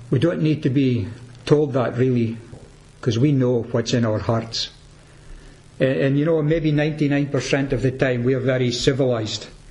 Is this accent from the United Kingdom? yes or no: yes; Peterhead, Scotland, United Kingdom; I'm from Peterhead